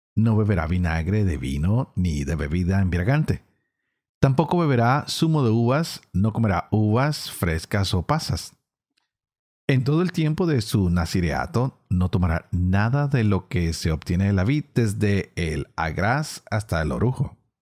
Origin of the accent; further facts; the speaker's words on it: Colombia; Yo vengo de una región en Colombia donde el lenguaje es bastante fuerte